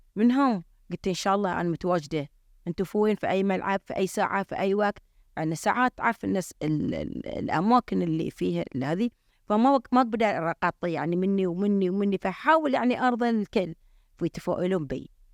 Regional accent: Bahrain; احنا عندنا في البحرين

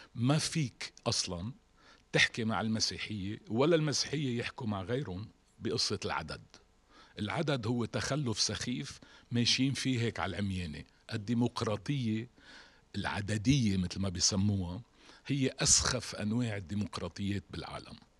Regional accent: Lebanon; عندنا بلبنان

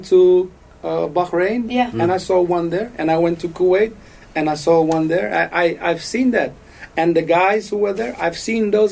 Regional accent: Rotterdam, South Holland, Netherlands; where I come from Rotterdam

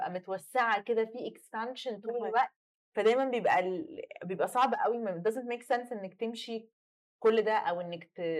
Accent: Egypt; احنا عندنا في مصر انت عشان تنطلقي من حته لحته بجد بت انت بتسوقي اصلا كتير يعني مكان الاماكن دايما بعيده

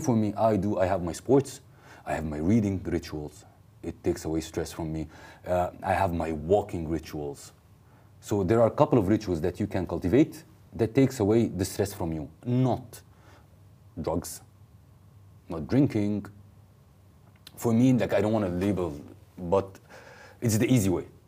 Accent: Egypt; moved away as an adult; also born or lived in South Korea; I moved from Egypt to South

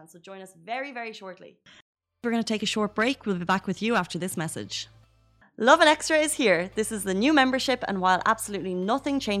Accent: United Kingdom; I'm British and I know that some of the worst people to trust with the cars are the Brits.

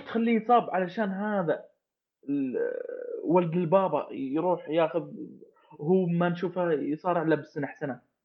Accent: Saudi Arabia; انا كشخص سعودي

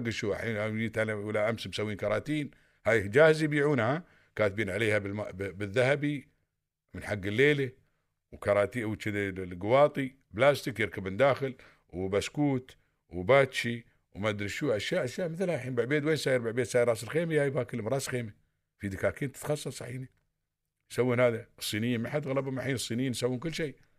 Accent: United Arab Emirates; عندنا في الامارات

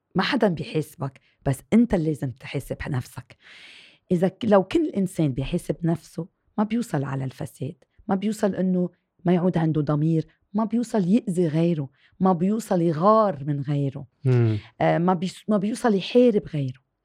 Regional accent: Lebanon; also born or lived in France; فخورة إني أكون لبنانية وبنتمي لهالوطن

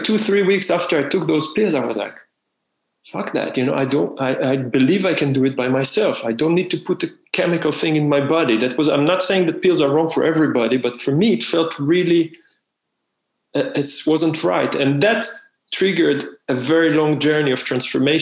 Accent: Israel; moved away; I'm from Israel

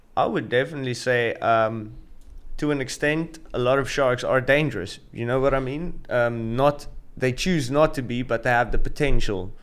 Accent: South Africa; moved away as an adult; also born or lived in Gansbaai, South Africa; now in Saudi Arabia; I'm South African

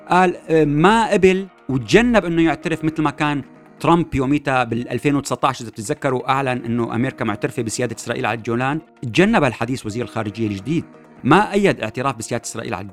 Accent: Syria; نحن بنديره حالنا بحالنا كسوريين

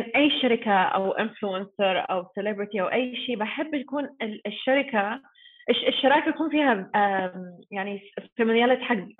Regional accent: New Zealand; Arabic is a second language; moved away as an adult; also born or lived in Sudan; now in Dubai, United Arab Emirates; انا مولوده في السودان بس متربيه في نيوزيلند

